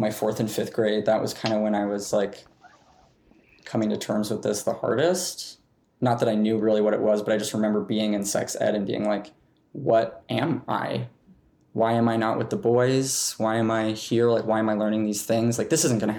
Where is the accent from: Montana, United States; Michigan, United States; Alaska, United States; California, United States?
Montana, United States; growing up in Montana